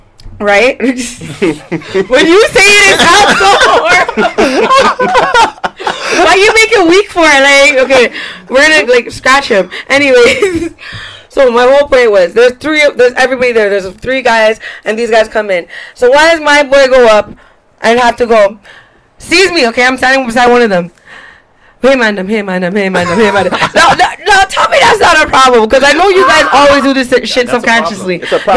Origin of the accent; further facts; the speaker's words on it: Toronto, Ontario, Canada; also born or lived in Ajax; The T.O. One of a kind. Okay, I live by Vaughn in Oakland. That's where I was repping.